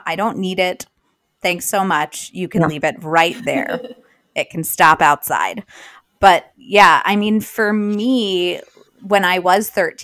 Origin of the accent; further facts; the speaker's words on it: Long Island, New York, United States; I grew up on Long Island